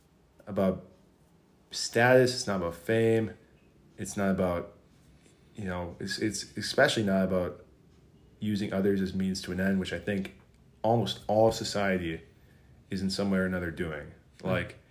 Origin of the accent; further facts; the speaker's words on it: South Korea; I'm from South Korea.